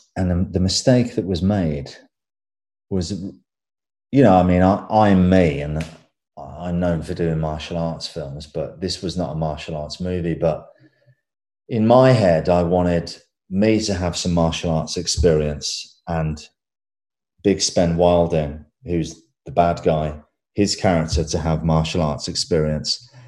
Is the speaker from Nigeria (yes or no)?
no; England, United Kingdom; I'm English